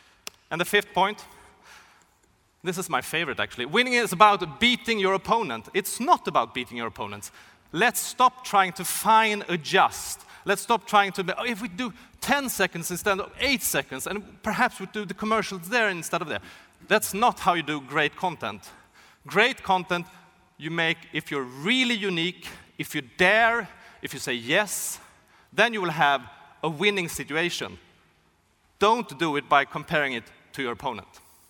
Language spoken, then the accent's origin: English; Sweden; I'm from Sweden. Hockey is a really big thing in Sweden.